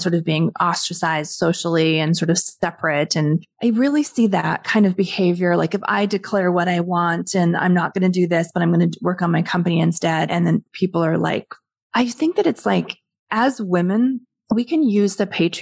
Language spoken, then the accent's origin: English; Western Canada, Canada; I'm from Western Canada